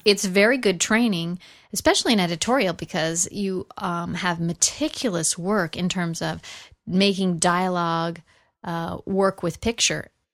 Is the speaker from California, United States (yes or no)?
yes; Los Angeles, California, United States; I grew up in the San Fernando Valley. I'm a Valley girl.